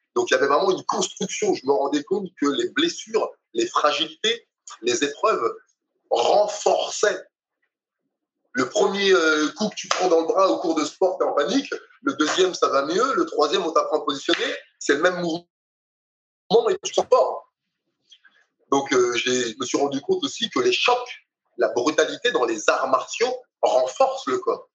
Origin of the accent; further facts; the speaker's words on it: Dakar, Senegal; je suis né à Dakar